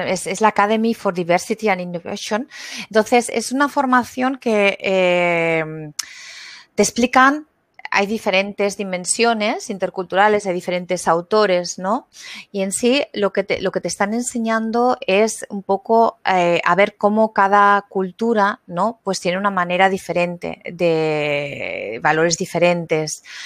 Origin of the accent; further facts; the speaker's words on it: Spain; moved away as an adult; also born or lived in Frankfurt; now in Germany; soy de España, pero mm, me vine de Erasmus hace 20 años aquí y aquí me quedé